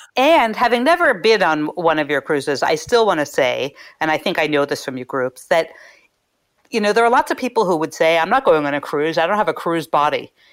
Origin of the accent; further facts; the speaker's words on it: Philadelphia, Pennsylvania, United States; moved away; I'm from Philadelphia